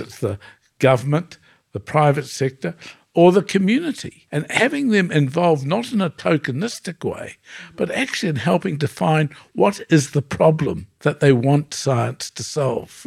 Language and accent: English; New Zealand; I come from New Zealand where the indigenous people are the Maori people.